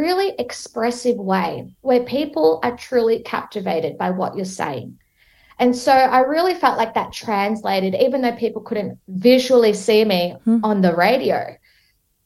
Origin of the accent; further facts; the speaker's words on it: Melbourne, Victoria, Australia; here, mate, in Melbourne